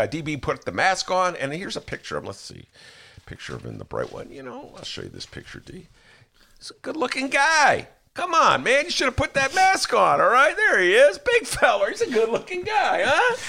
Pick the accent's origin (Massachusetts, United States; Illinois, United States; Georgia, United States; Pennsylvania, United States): Illinois, United States; Evanston; also born or lived in Chicago; when I was a kid growing up in Evanston